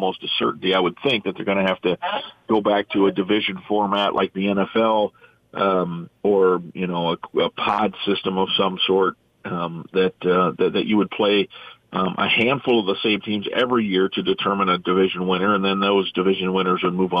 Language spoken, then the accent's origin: English; Iowa, United States; moved away; I grew up in Iowa